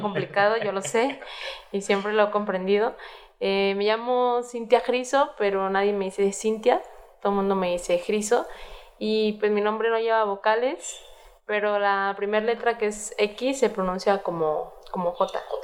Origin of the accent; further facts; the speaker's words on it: Mexico; siendo mexicanos, la responsabilidad que tenemos como cocineros mexicanos